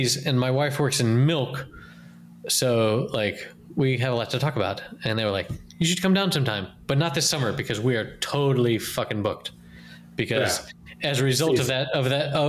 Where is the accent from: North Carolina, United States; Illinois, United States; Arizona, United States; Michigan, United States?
North Carolina, United States; moved away as an adult; now in Cantabria, Spain; I'm also from North Carolina